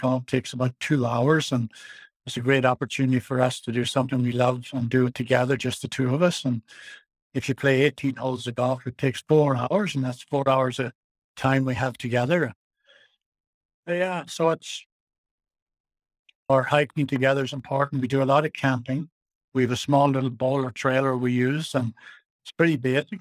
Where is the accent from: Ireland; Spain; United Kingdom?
Ireland; now in Nelson, Canada; where I was raised in Ireland